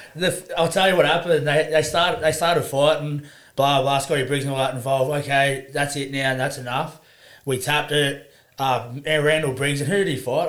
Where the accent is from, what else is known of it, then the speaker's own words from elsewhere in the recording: Sunshine Coast, Queensland, Australia; moved away as an adult; also born or lived in Townsville, Queensland; now in Newcastle, Australia; grew up on the Sunshine Coast in Queensland. Um, was there till I was 12